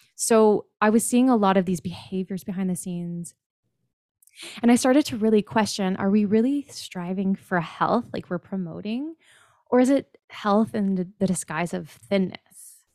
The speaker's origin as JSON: {"language": "English", "town": "Kitchener", "region": "Ontario", "country": "Canada", "said": "I'm from Kitchener, Ontario, Canada, north of you"}